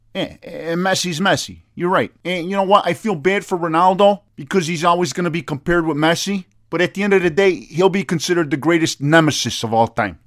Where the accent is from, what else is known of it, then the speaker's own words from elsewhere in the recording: United States; I'm American